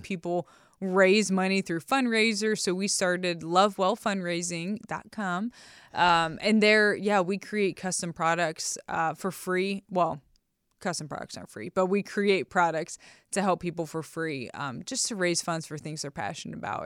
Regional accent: Ohio, United States; I am from Ohio

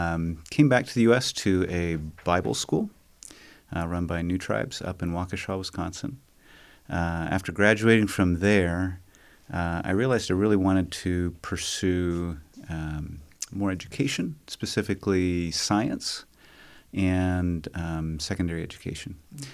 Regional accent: Amazon, Brazil; I grew up in Brazil, South America. My parents were missionaries there with what is now Ethnos 360.

